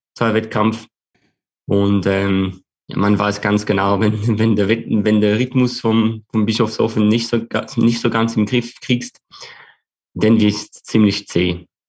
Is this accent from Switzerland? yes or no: yes; Switzerland; als Schweizer